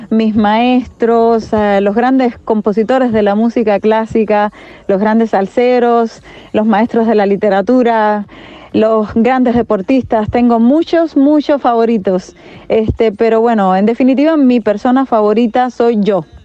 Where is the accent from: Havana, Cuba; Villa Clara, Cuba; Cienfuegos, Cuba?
Havana, Cuba; now in Germany; de Cuba, de La Habana, resido en Alemania